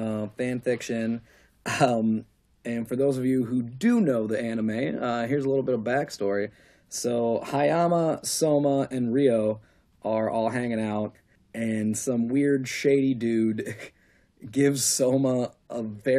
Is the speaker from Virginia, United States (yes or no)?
no; New Jersey, United States; I'm from Jersey. What do I know? Hey. I'm from Jersey